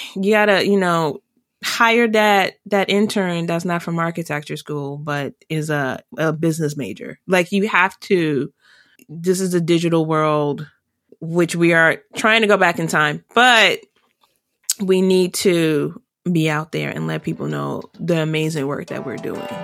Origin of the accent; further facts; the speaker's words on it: Washington, District of Columbia, United States; I grew up in Chocolate City and I was the majority up until I went into college